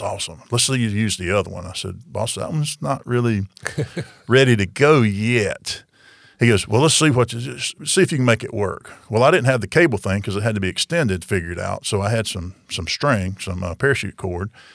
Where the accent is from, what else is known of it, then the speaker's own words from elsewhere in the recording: Marianna, Florida, United States; now in Tallahassee, United States; Jackson County and run in my hometown